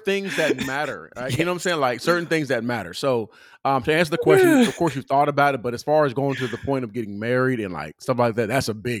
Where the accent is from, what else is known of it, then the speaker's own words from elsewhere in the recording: California, United States; I grew up in California.